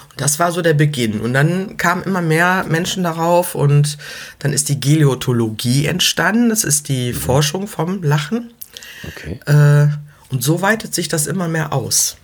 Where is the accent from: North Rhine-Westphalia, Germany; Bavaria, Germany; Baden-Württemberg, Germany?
North Rhine-Westphalia, Germany; Leverkusen; ich komme aus Leverkusen